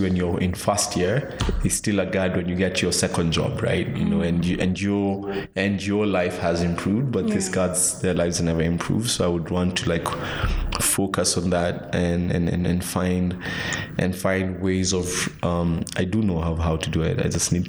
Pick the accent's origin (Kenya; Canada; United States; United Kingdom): Kenya; there's such a thing as Kenyan speak